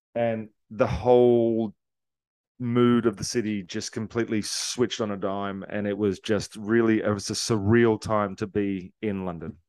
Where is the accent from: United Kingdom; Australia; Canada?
Australia; I'm from Australia. We're part of the Commonwealth. We grew up respecting and, and loving the Queen